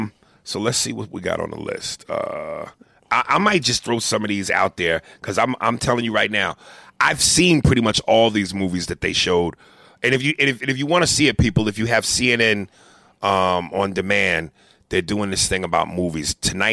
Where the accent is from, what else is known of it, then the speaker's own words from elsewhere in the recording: Brooklyn, New York, United States; born there; I was born in Brooklyn.